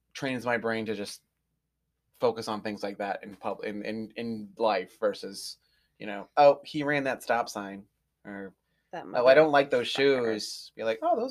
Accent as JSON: {"language": "English", "town": "Merrimack", "region": "New Hampshire", "country": "United States", "tie": "born or raised there", "said": "I grew up in Merrimack, New Hampshire"}